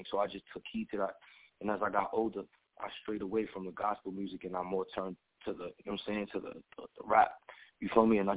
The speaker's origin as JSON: {"language": "English", "town": "New York City", "region": "New York", "country": "United States", "tie": "born or raised there", "said": "I'm from Brooklyn, New York and shit. Uh, I was born in Flatbush. I was raised in Canarsie, but I represent Canarsie all the way."}